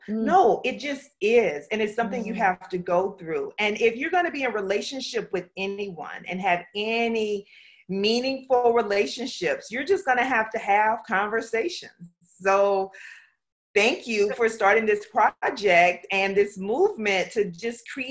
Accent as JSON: {"language": "English", "region": "South Louisiana", "country": "United States", "tie": "born or raised there", "also_born_or_lived": "Pflugerville, Texas / Buford, Georgia", "moved": "yes", "lives_now": "Orlando, United States", "said": "I grew up in the South. I am a Southern girl through and through. I'm from South Louisiana"}